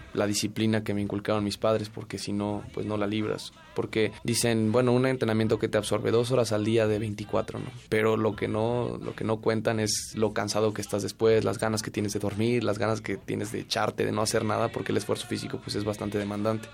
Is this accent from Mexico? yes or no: yes; Mexico City, Mexico; Yo nací en la Ciudad de México el 27 de septiembre de 1996.